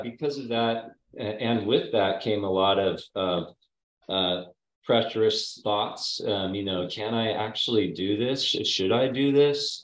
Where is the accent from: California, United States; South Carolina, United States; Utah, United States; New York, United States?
California, United States; Napa; I grew up in Napa, uh, Napa Valley, in the town of Napa